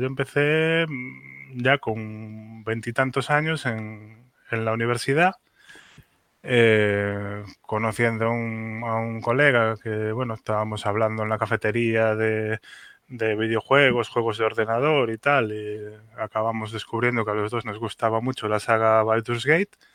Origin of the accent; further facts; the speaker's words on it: A Coruña, Galicia, Spain; also born or lived in Santiago de Compostela; A Coruña, que es mi, que es mi ciudad natal